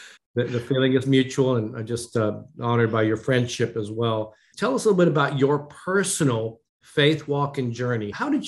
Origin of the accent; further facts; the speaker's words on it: Japan; born there; I was born in Japan, as you know. My mother was Japanese. My dad was in the military.